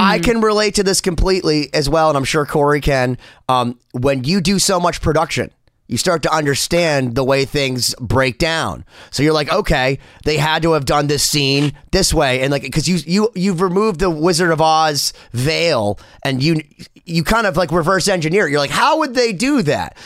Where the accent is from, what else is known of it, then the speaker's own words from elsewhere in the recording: Boston, Massachusetts, United States; I'm from Boston. I love Boston